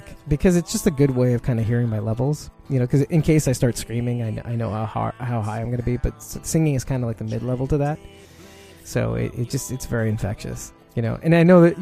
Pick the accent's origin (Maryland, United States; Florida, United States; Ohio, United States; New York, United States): New York, United States; New York City; I'm from Brooklyn, New York